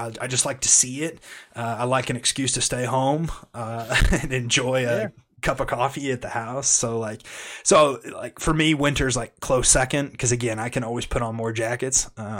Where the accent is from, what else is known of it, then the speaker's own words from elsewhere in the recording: Kansas, United States; I grew up in Kansas